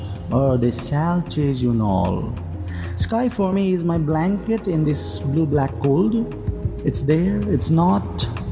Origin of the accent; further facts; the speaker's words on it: Inarwa, Koshi Province, Nepal; now in Biratnagar, Nepal; I'm from Inarwa, Nepal. I've been staying in a place called Biratnagar